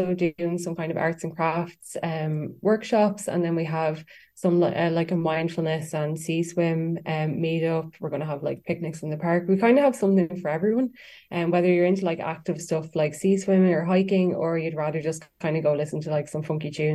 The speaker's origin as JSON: {"language": "English", "area": "Westmeath", "region": "Leinster", "country": "Ireland", "also_born_or_lived": "Dublin", "said": "I'm actually from Westmeath, but I would travel to Dublin a lot and I have lived there over the years."}